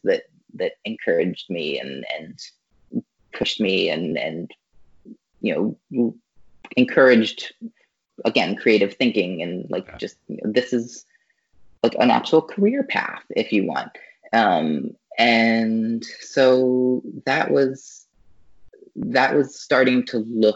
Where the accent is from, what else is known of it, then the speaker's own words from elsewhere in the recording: Louisville, Kentucky, United States; moved away; I grew up in Louisville, Kentucky, which is not a like hotbed of animation, but it is like a creative town